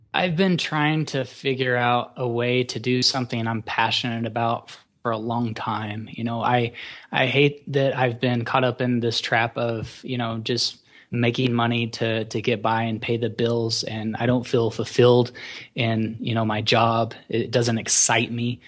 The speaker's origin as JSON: {"language": "English", "region": "Oklahoma", "country": "United States", "tie": "born or raised there", "also_born_or_lived": "Colorado", "said": "I grew up, I'm from Oklahoma"}